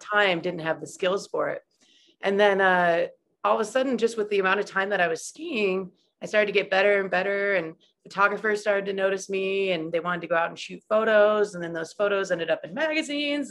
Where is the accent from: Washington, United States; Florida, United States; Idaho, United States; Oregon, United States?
Idaho, United States; moved away as an adult; also born or lived in Utah; growing up in Idaho